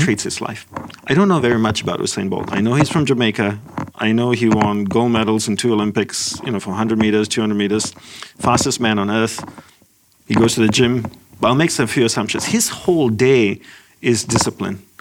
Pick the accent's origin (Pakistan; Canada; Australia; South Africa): Australia; moved away as an adult; also born or lived in Malaysia / Hawaii / Los Angeles; I'm Sri Lankan of ancestry. I was born in Malaysia. My family moved to Australia